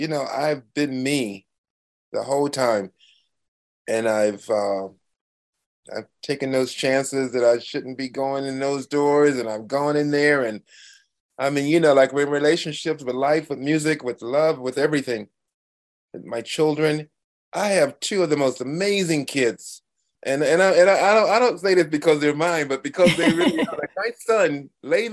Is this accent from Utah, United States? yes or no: no; Miami, Florida, United States; I grew up in Miami